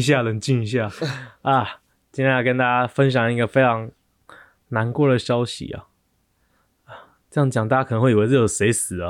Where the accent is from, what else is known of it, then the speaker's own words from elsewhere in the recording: Taiwan; 我们台湾人